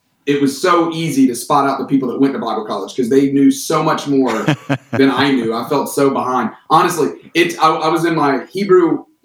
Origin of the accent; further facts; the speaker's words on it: Tuscaloosa, Alabama, United States; moved away as an adult; also born or lived in Atlanta, Georgia; I grew up in Tuscaloosa, Alabama.